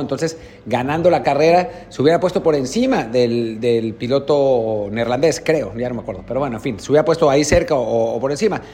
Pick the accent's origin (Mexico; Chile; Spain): Mexico; como mexicanos